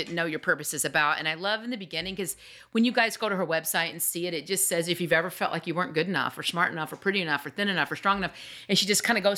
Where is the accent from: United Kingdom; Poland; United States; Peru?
United States; the South; we're from the South